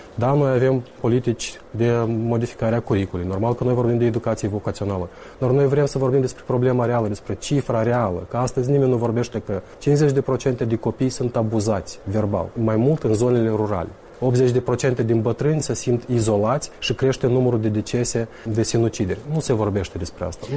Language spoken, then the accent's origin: Romanian; Tiraspol, Transnistria, Moldova; Eu sunt din Tiraspol